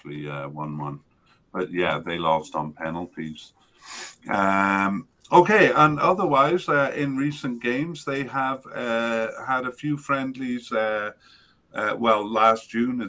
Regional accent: Canada; as a Canadian

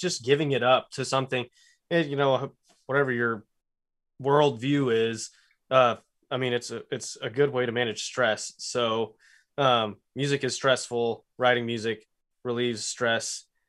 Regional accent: Lubbock, Texas, United States; born or raised there

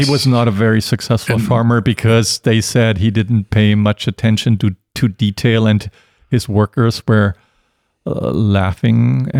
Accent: Germany; English is a second language; If you're on a military base in my home country in Germany, you would have some good, decent German beer.

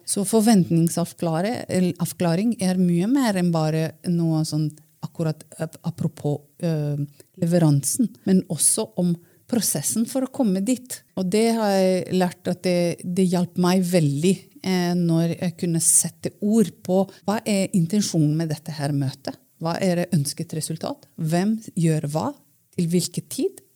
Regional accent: Romania; Norwegian is a second language; moved away as an adult; now in Norway; Jeg er født og oppvokst i Romania. Flyttet til Norge for kanskje eh, Det blir jo 18 år siden

